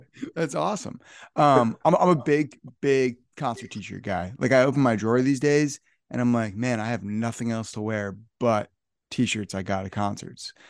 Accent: northern New Jersey, United States; I'm from northern New Jersey

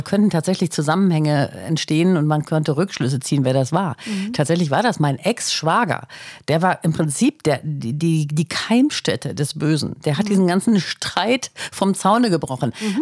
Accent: Northern Germany, Germany; bei uns in Norddeutschland

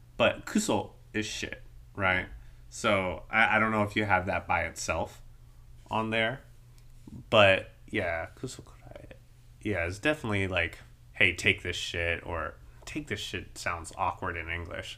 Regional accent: United States; as an American

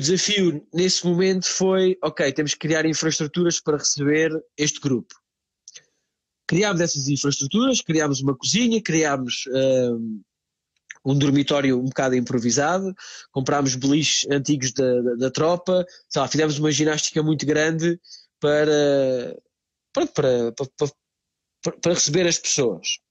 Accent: Montemor-o-Novo, Alentejo, Portugal; moved away as an adult; also born or lived in Lisbon; now in Branca, Portugal; eu sou, sou alentejano. Uh, passei toda a minha infância uh, no Alentejo, numa cidade chamada Monte, de, Montemor Novo.

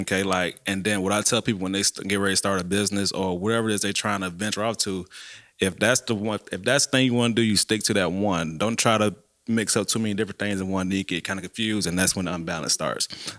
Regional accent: Savannah, Georgia, United States; now in Macon, United States; I'm originally from Savannah

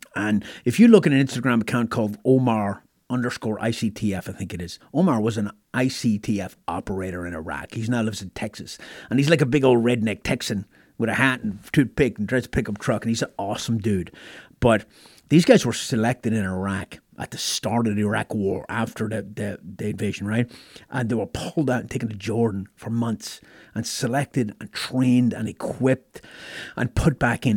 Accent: Ireland; moved away as an adult; now in United States; growing up in Ireland

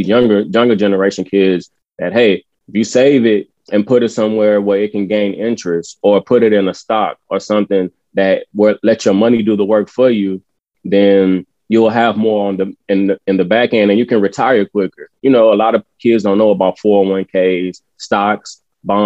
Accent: San Antonio, Texas, United States; We are all from the East Side of San Antonio

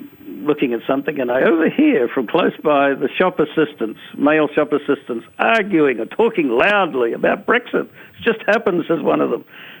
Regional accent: Australia; moved away; I grew up in Australia. When I was a little kid, I picked up on the panic in Australia

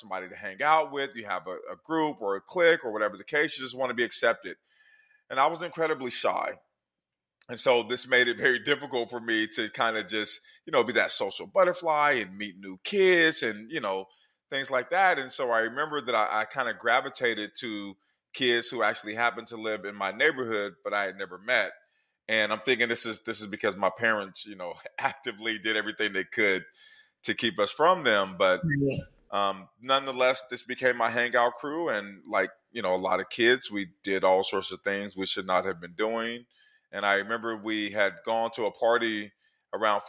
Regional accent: Portland, Oregon, United States; I grew up in Portland, Oregon in the 1980s.

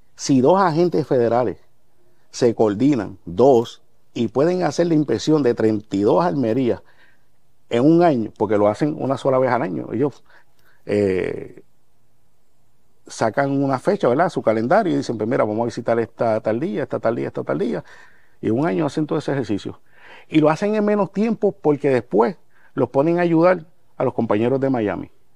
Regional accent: Guayama, Puerto Rico; allá en Guayama, en mi pueblo, en Barrio Borinque, Guayama

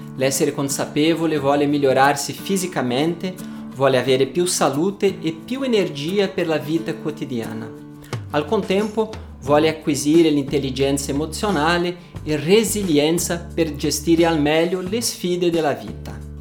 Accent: Brazil; Italian is a second language; also born or lived in Paris, France; now in Italy; sono brasiliano O vissuto a Parigi per dieci anni prima di trasferirmi in Italia, dove vivo da quasi un anno

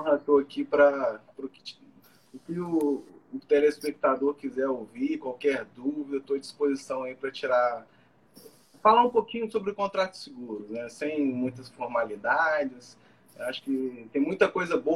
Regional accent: Juiz de Fora, Minas Gerais, Brazil; moved away as an adult; now in Rio de Janeiro, Brazil; eu sou de Juiz Fora, né? Sou de Minas Gerais, que é aqui perto aqui do Rio de Janeiro, né? Já, já moro aqui no Rio já tem há tempo, uns 4, 5 anos

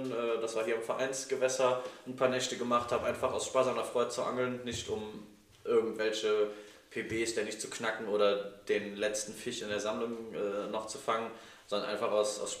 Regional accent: Schophoven, North Rhine-Westphalia, Germany; Also ich wohne immer noch im selben Ort, ah. äh, wo ich groß geworden bin, in Schophoven.

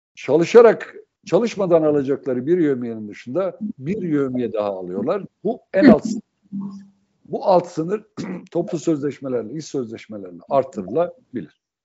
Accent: Sivas Province, Turkey; born or raised there; moved away

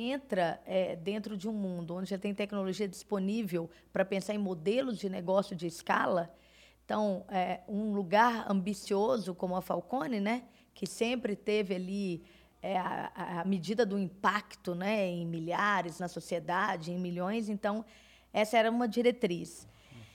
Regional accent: Belo Horizonte, Minas Gerais, Brazil; sou mineira de Belo Horizonte

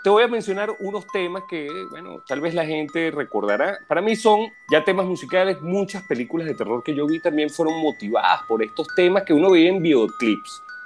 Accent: Venezuela; yo me crié en Venezuela

